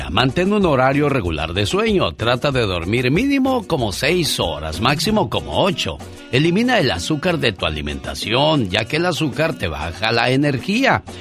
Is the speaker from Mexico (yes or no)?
yes; San Luis Potosí, Mexico; moved away; Un día salí de San Luis Potosí, México pero San Luis nunca salió de mí.